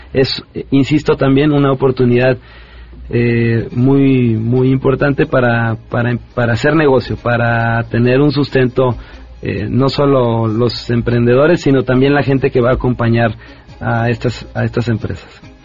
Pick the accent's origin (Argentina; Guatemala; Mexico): Mexico